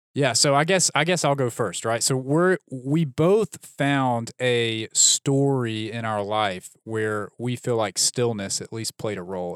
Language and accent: English; Birmingham, Alabama, United States; also born or lived in Dallas; I grew up in Birmingham. I went to Birmingham Southern College for undergrad.